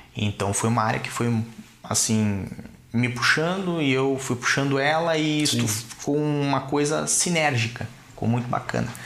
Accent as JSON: {"language": "Portuguese", "town": "Curitiba", "region": "Paraná", "country": "Brazil", "also_born_or_lived": "Balneário Camboriú", "moved": "yes", "said": "Eu sou de Curitiba, Curitiba. mas morava em Balneário Camboriú."}